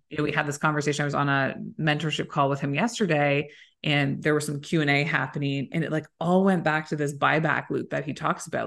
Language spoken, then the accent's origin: English; Waterloo, Ontario, Canada; moved away; it's a great town. I'm from there